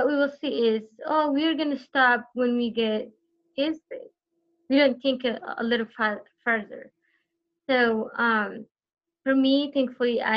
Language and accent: English; Eritrea; born or raised there; first language Tigrinya; English is a second language; now in United States